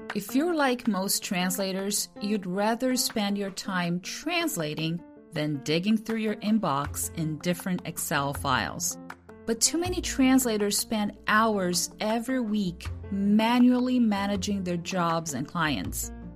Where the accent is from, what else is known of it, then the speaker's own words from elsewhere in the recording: Brazil; first language Portuguese; English is a second language; moved away as an adult; I still speak Portuguese because it's been almost two decades now that I've been away from Brazil